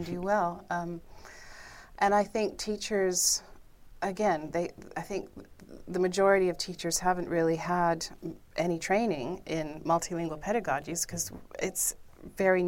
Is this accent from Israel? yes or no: no; Canada; I'm from Canada